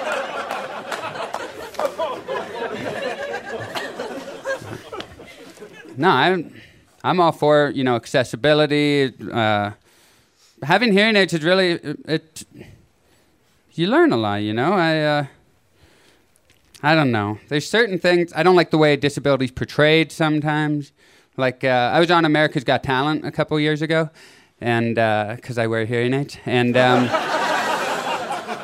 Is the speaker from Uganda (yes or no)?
no; Canada; moved away as an adult; now in Los Angeles, United States; I live in LA, but I moved two and a half years ago from Canada